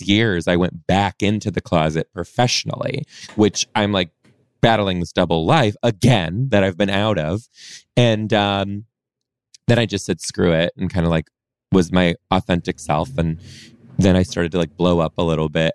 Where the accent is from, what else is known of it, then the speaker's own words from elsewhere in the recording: Detroit, Michigan, United States; moved away as an adult; now in Seattle, United States; I was born in Detroit, mainly raised just outside a suburb just outside of Detroit too